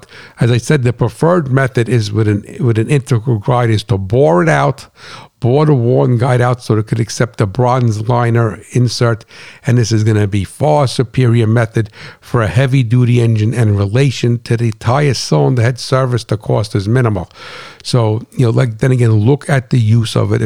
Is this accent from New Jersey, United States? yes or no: yes; New Jersey, United States; moved away; I'm not from Brooklyn, I'm from Jersey, on a farm